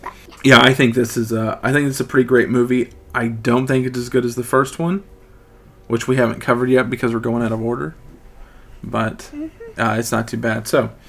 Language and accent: English; Texas, United States; accent: southern; That's my southern, we're from Texas